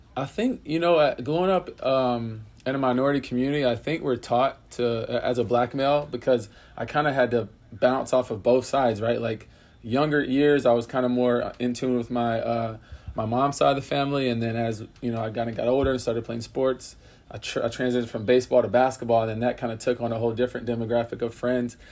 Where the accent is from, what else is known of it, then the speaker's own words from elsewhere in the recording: Pensacola, Florida, United States; moved away; also born or lived in Orlando, Florida; I grew up in Pensacola, Florida